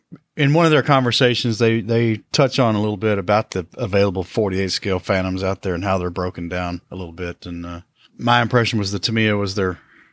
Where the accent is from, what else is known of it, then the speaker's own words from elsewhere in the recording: New Mexico, United States; An affront, in fact, to the culinary heritage of my home state of New Mexico.